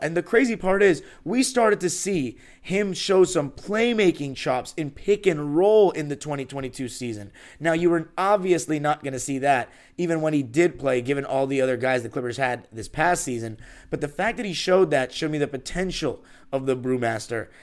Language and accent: English; Los Angeles, California, United States; born and raised in Los Angeles.